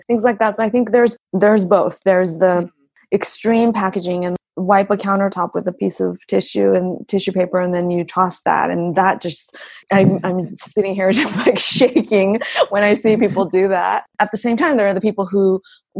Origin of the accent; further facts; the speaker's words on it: Los Angeles, California, United States; now in Japan; I grew up in LA, and we would go to the farmer's market all the time.